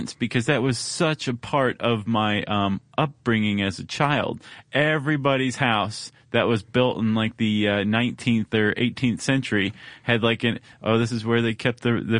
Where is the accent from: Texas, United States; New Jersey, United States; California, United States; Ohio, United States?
Ohio, United States; moved away; I grew up in Ohio.